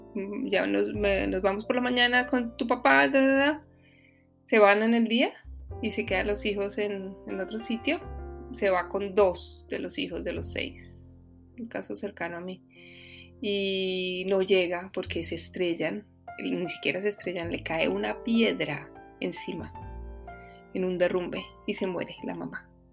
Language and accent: Spanish; Bogotá, Colombia; moved away; soy de Bogotá